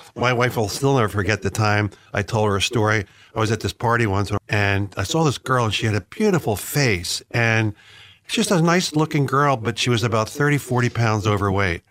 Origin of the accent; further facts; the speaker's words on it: Philadelphia, Pennsylvania, United States; my hometown of Philadelphia